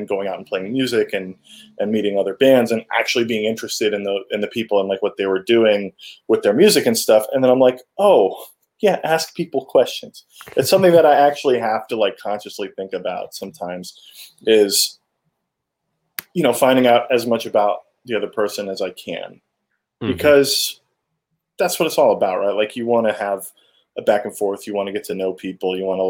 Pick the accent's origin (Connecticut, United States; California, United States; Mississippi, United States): Connecticut, United States; moved away; also born or lived in Manhattan, New York; growing up in Connecticut, in Manhattan